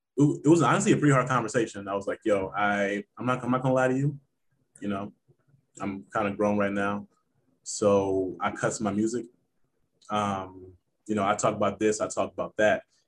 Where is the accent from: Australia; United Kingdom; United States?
United States; Cincinnati, Ohio; I'm from Cincinnati, Ohio. That's home.